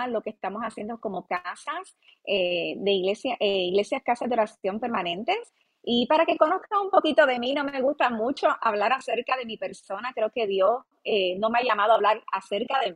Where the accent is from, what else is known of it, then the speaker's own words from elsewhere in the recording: Ponce, Puerto Rico; accent: mixed Mexican and Argentine; nací en Ponce, Puerto Rico. Soy de Puerto Rico. Eh, tengo un poquito de acento mezcladito entre lo que es este mexicano, argentino